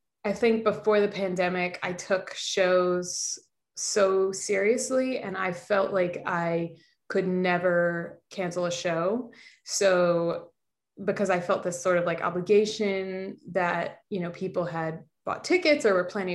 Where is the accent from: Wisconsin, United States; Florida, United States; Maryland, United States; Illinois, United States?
Illinois, United States; Chicago; also born or lived in Oak Park, Illinois; I grew up in Chicago, like in the city